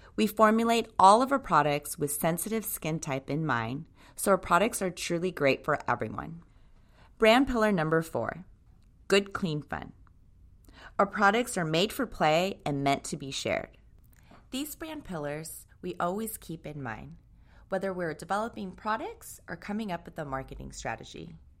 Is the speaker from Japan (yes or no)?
yes; Tokyo, Japan; now in United States; Tokyo, Japan, where I was born and raised.